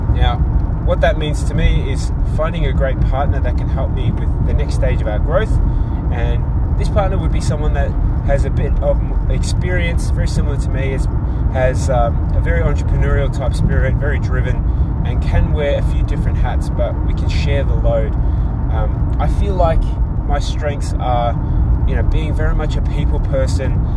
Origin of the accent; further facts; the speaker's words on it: Australia; also born or lived in Tonga; I am born overseas in Tonga. I am raised and educated in Australia